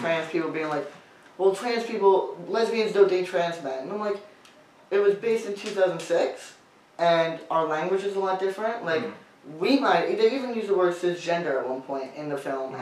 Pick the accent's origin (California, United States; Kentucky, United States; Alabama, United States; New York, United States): New York, United States; I grew up in New York